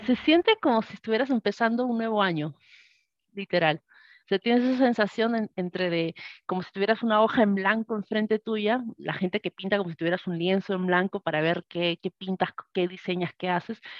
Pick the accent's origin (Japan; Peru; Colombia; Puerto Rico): Peru; Arequipa; moved away as an adult; now in Tacna, Peru; soy de Arequipa, Perú. Actualmente vivo en, un cerrito en, la región de Tacna